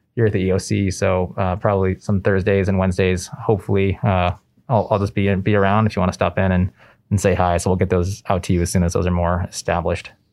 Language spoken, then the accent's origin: English; Southern California, United States; moved away as an adult; also born or lived in Boston; I grew up in Southern California, uh, spent most of my life out there